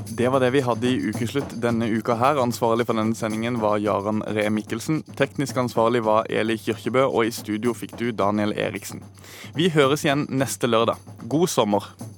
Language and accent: Norwegian; Sørlandet, Norway; der jeg kommer fra på Sørlandet